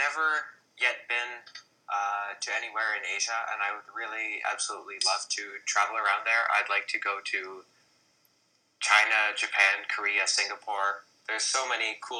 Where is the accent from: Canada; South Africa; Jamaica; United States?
Canada; I'm Canadian